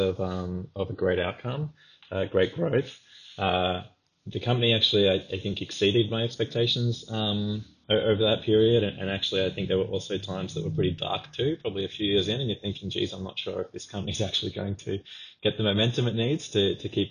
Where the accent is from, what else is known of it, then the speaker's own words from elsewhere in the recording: Australia; as an Australian who wanted to continue to sort of live in Australia at the time